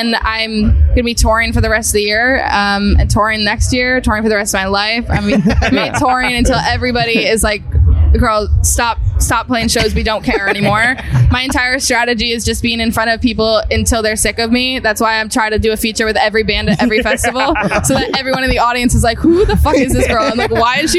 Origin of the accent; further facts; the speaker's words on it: Massachusetts, United States; outside of Boston.